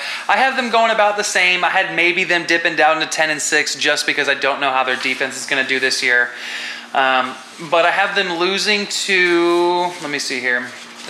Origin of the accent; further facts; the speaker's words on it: San Marcos, Texas, United States; I'm from San Marcos